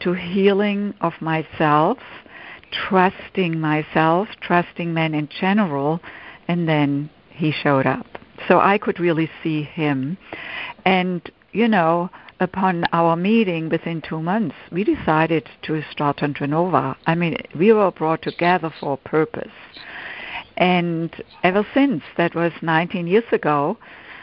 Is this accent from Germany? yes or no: yes; Germany; English is a second language; moved away as an adult; now in United States; I grew up in Germany, and in my late 20s, I came to the United States to do postgraduate work in music